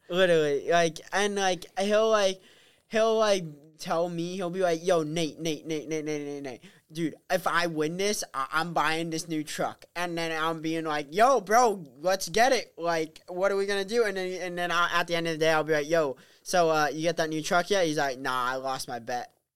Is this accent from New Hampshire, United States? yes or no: yes; Pelham, New Hampshire, United States; also born or lived in Novokuznetsk, Russia / Wellfleet, Massachusetts; I was uh, born in Novokuznetsk, Russia, and adopted at one and a half years old. And I came back to the U.S. and grew up in Pelham, New Hampshire